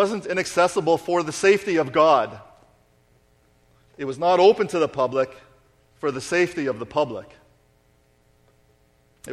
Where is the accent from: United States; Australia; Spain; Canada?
Canada; we are Canadian